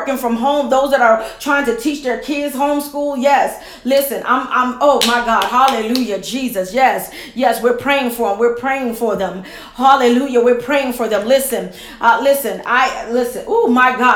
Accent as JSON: {"language": "English", "town": "Camden", "region": "New Jersey", "country": "United States", "tie": "born or raised there", "said": "my hometown, Camden, New Jersey."}